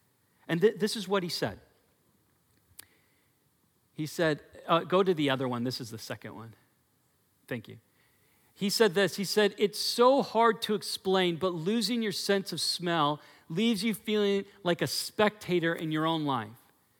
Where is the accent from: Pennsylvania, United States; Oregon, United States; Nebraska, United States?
Oregon, United States; Portland; when I came also from Portland, in Portland, our fruit is disgusting, okay? Just so you know. When I had peaches and cherries in Oregon, but they're gross.